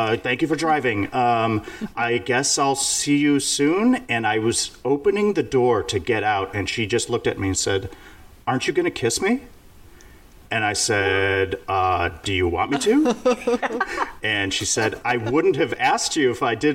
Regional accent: Lindenhurst, Illinois, United States; my small town that I grew up in Lindenhurst, Illinois, a suburb of Chicago

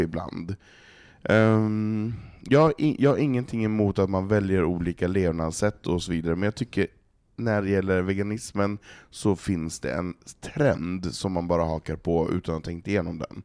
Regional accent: Norrland, Sweden; now in Stockholm, Sweden; som norrlänning

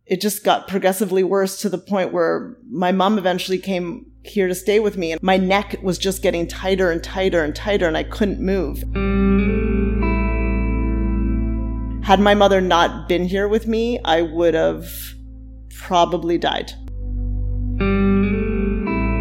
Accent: Mississauga, Ontario, Canada; moved away as an adult; now in Toronto, Canada; I was born here in Toronto, actually, down the street. We lived here for a very short time and then moved to Mississauga

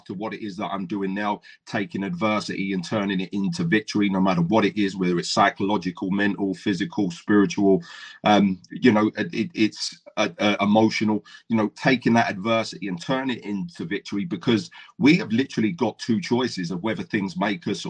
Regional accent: Brighton, South East England, United Kingdom; also born or lived in Essex; now in Swansea, United Kingdom; I grew up in Brighton

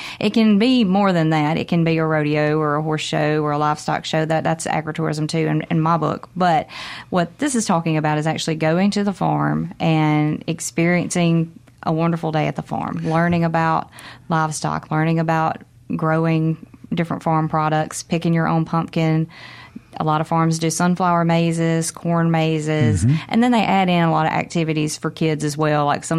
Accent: Houlka, Mississippi, United States; Yeah, I'm actually from Holka, Mississippi.

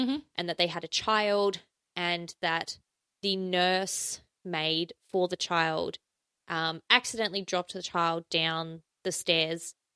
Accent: South Australia, Australia; there is a place where I grew up in South Australia.

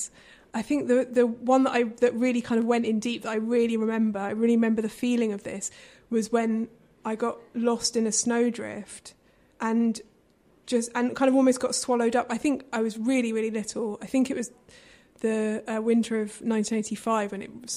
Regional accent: London, United Kingdom; I grew up in London, mm-hmm, in kind of inner city London

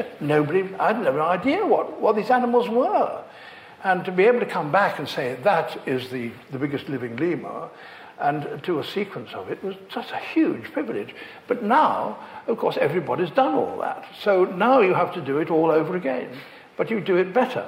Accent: Leicester, East Midlands, United Kingdom; I grew up in Leicester

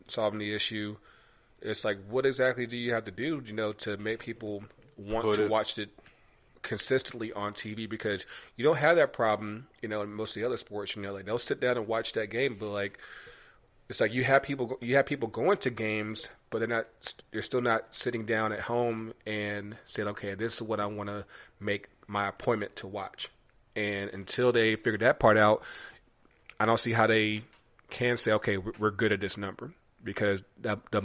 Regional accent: North Carolina, United States; I'm from North Carolina

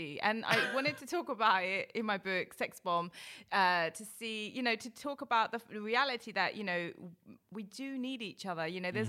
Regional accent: United Kingdom; also born or lived in India (ancestry); I'm British Asian, but my family is from India.

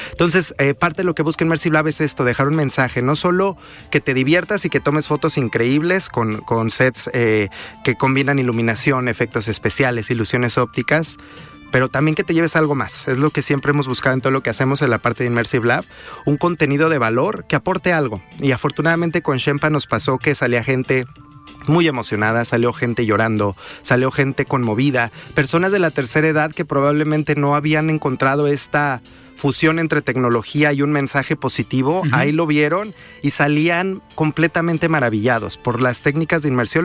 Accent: Mexico; nosotros somos juzgados como mexicanos

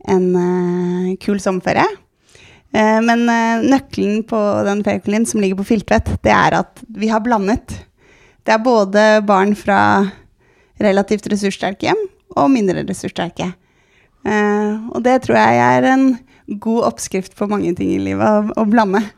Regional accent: Oslo, Norway; jeg er jo vokst opp på Sankthanshaugen, så jeg er jo byjente

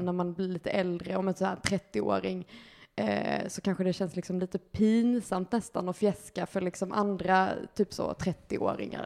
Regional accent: Lund, Skåne, Sweden; moved away as an adult; now in Malmö, Sweden; jag kommer från Lund

